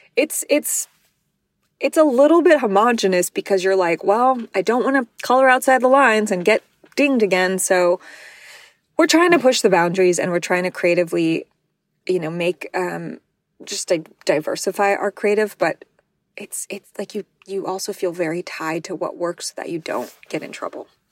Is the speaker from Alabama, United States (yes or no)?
no; New Mexico, United States; I'm from New Mexico, which is one of the worst states in terms of sex ed and condom usage